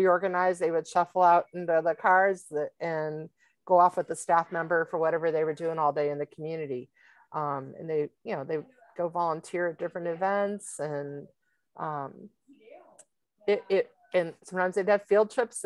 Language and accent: English; Pennsylvania, United States; moved away as an adult; also born or lived in Virginia; the state that we moved to, and the school district here that is so wonderful, is my hometown.